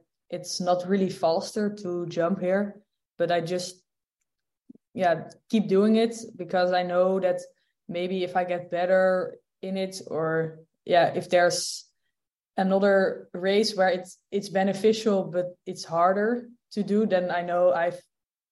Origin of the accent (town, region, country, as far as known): Netherlands; born or raised there